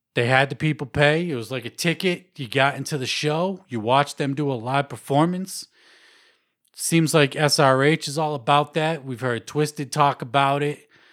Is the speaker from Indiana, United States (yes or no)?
no; Worcester, Massachusetts, United States; Worcester, Mass, my hometown